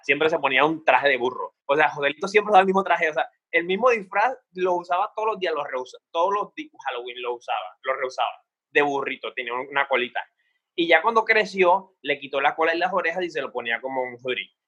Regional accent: Cartagena, Bolívar, Colombia; yo pues nací en Cartagena, soy hijo de una madre soltera

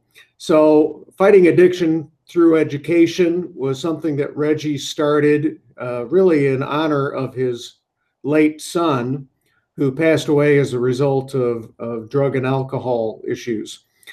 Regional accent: Syracuse, New York, United States; I grew up in upstate New York, Syracuse, and I was the son of a blue-collar worker and a stay-at-home mom

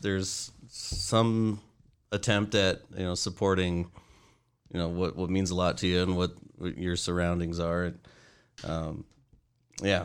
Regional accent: Aberdeen, Washington, United States; I grew up in Aberdeen, Washington, the west side of the state

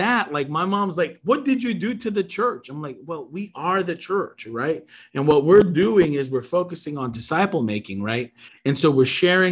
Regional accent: Long Island, New York, United States; I grew up in New York. I grew up in a independent, church on Long Island

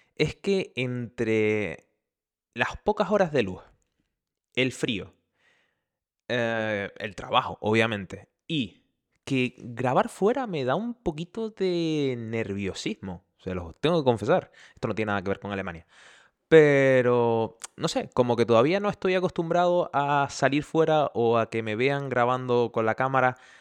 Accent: Canary Islands, Spain; accent: Canarian; moved away as an adult; now in Germany; soy canario, por eso de ahí mi acento

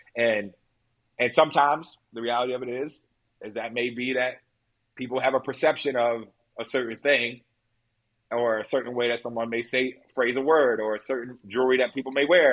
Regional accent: Baltimore, Maryland, United States; I was from Baltimore. Like, I grew up with teenage parents

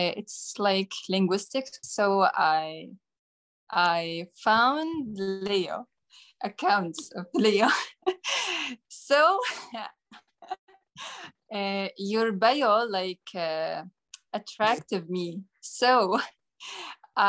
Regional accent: Jordan; English is a second language; I'm from Jordan.

